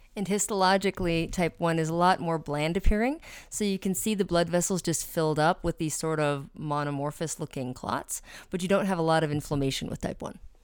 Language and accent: English; Albuquerque, New Mexico, United States; I grew up with in Albuquerque, New Mexico.